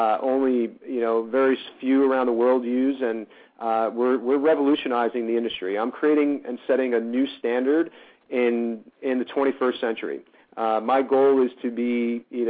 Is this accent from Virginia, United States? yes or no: no; New Jersey, United States; moved away as an adult; also born or lived in New York; now in Los Angeles, United States